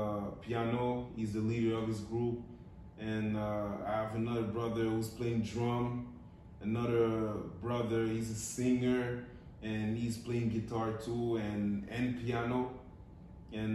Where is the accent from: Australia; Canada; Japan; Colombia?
Canada; Montreal, Quebec; moved away; I grew up in the east of Montreal.